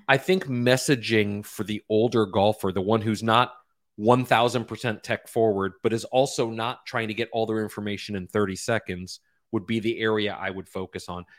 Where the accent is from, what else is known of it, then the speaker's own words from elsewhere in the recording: Florida, United States; I grew up playing golf in Florida